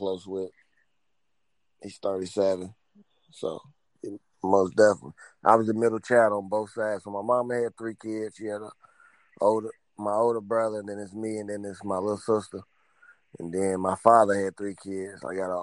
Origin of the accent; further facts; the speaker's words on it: Louisville, Kentucky, United States; from Louisville, you know, Louisville, Kentucky